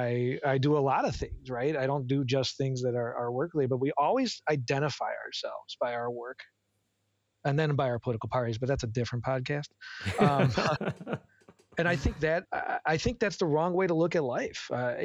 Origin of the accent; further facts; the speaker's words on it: United States; as an American